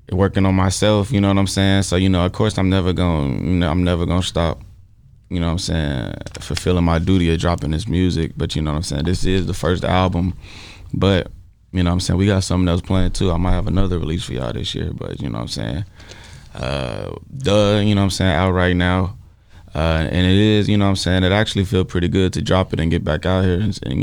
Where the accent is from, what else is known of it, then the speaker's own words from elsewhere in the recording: Fort Worth, Texas, United States; I grew up in Texas, too, you know what I'm saying? Like, I graduated high school and shit in Fort Worth, Texas.